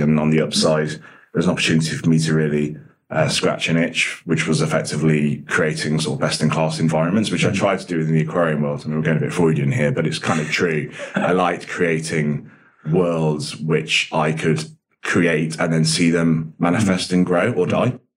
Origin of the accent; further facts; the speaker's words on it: Nottinghamshire, East Midlands, United Kingdom; also born or lived in Dublin, Ireland; now in London, United Kingdom; I was born in Dublin in the 80s and then moved in the early 90s to the UK, moved to uh, Nottinghamshire, where I was there until I was 18